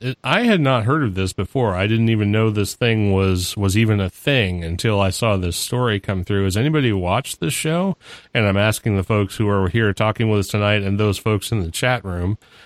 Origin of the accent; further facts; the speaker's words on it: New England, United States; now in US South; I was born and raised in New England. I moved down here 14 years ago, and it rubbed off pretty quick, apparently.